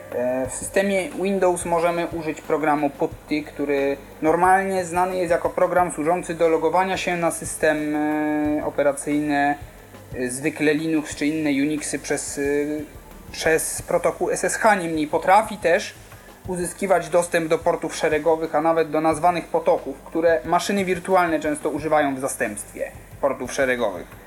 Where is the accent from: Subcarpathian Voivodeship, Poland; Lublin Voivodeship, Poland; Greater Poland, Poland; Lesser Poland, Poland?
Lesser Poland, Poland; Kraków; jestem z Krakowa